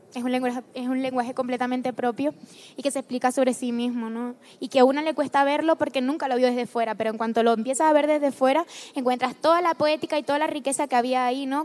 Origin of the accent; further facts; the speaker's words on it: Canary Islands, Spain; moved away as an adult; also born or lived in Madrid; yo salí de la isla, pero me dejé el corazón en la isla